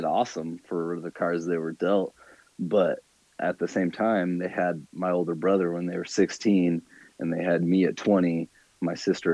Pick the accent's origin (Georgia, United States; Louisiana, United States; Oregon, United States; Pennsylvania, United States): Oregon, United States; Salem; moved away as an adult; also born or lived in Phoenix; now in San Diego, United States; I grew up in Salem, Oregon